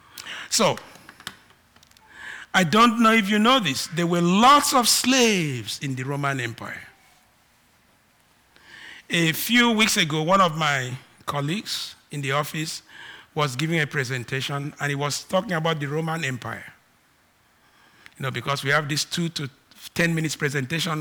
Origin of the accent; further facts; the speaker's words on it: Nigeria; accent: Nigerian; I am Nigerian, I have Nigerian accent